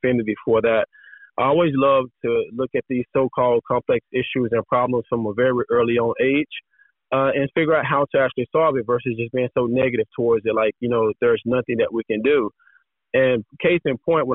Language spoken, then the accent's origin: English; Dallas, Texas, United States; moved away as an adult; now in California, United States; I was originally from Dallas, Texas